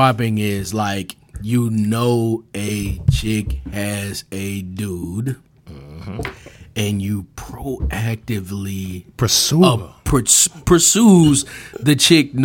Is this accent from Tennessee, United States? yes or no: yes; Memphis, Tennessee, United States; I'm from Whitehaven. So I roll with the term 207